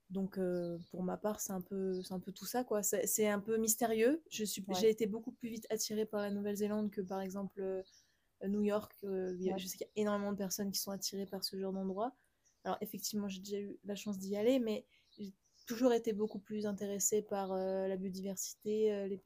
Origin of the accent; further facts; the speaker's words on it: south of France, France; also born or lived in Montpellier; je viens du sud de la France, euh, comme mon prénom.